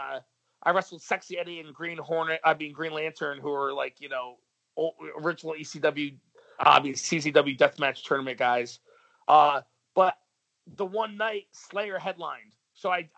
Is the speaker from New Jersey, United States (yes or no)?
no; New York, United States; I'm from New York